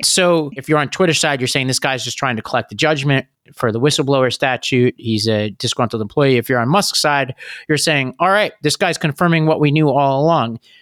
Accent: New York, United States; my home state of New York

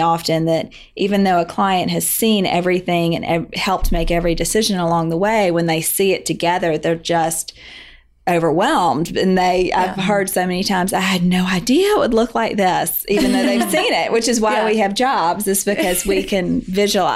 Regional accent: Birmingham, Alabama, United States; moved away as an adult; also born or lived in North Carolina / Atlanta, Georgia; now in Charleston, United States; I'm from Birmingham. I grew up in Alabama

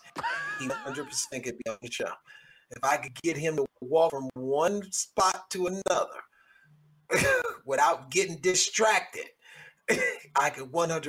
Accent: Cleveland, Ohio, United States; in my hometown of Cleveland, Ohio

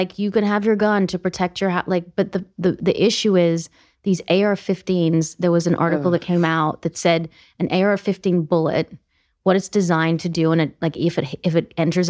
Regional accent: Australia; also born or lived in South Africa; now in United States; As an Australian who's also an American citizen, I'm a dual citizen.

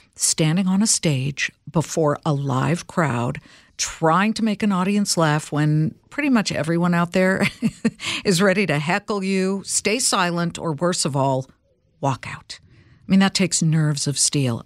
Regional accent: Los Angeles, California, United States; I grew up in Los Angeles

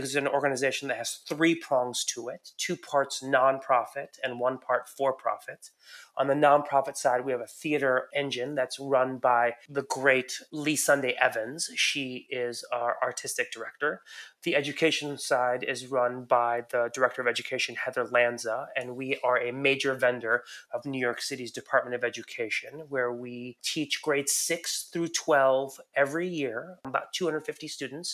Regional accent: Iran; moved away; I'm an immigrant. I was born in Iran

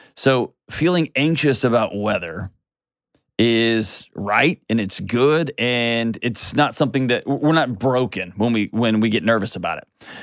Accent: Houston, Texas, United States; now in Nashville, United States; I grew up in Houston, the Gulf

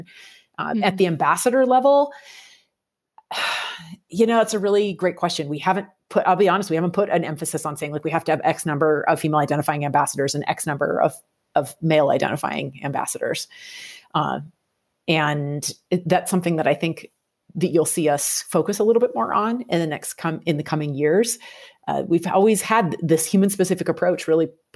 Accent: Pacific Northwest, United States; I grew up in the Pacific Northwest

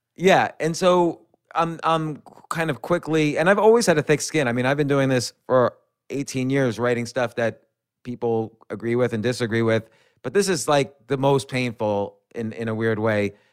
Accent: New York City, New York, United States; I was born in Manhattan, raised right around Manhattan, and I've been in Manhattan and New York City my entire adult life

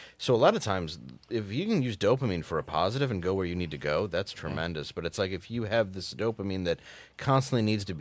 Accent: Detroit, Michigan, United States; I grew up in the Detroit area

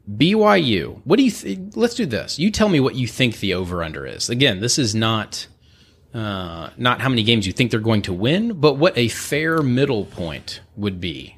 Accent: Houston, Texas, United States; I'm from Houston.

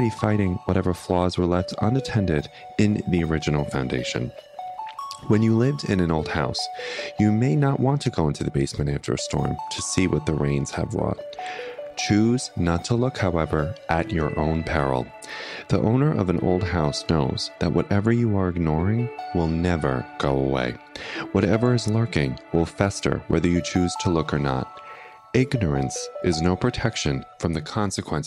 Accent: United States; as an American citizen

